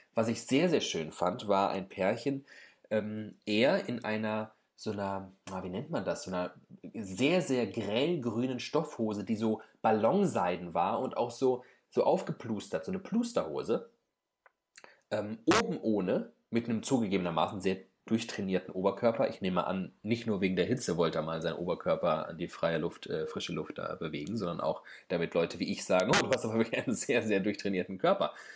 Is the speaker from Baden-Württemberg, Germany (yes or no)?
no; Frankfurt, Hesse, Germany; also born or lived in Bamberg / Berlin; ich komme aus Frankfurt, der neoliberalsten Stadt Deutschlands wahrscheinlich